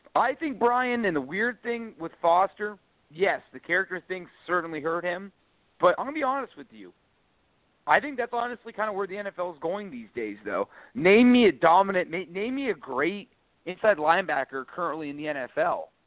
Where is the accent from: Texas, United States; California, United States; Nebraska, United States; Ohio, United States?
Ohio, United States; Pickerington; my hometown of Pickerington, went to my high school, Pickerington Central